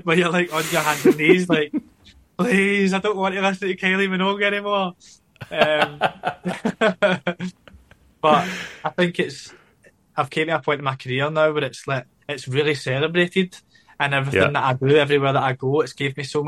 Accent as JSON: {"language": "English", "town": "Glasgow", "region": "Scotland", "country": "United Kingdom", "tie": "born or raised there", "said": "growing up in Glasgow"}